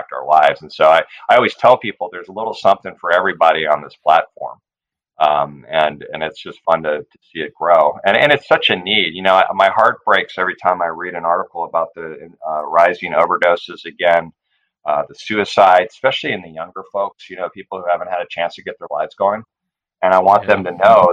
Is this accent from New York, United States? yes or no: no; Northern California, United States; now in San Diego, United States; I grew up on the West Coast here in California. I grew up in Northern California. I live in San Diego now with my family